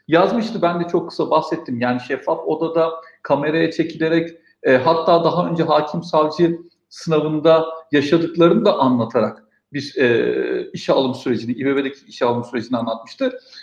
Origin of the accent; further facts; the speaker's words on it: Istanbul, Turkey; 84 İstanbul doğumluyum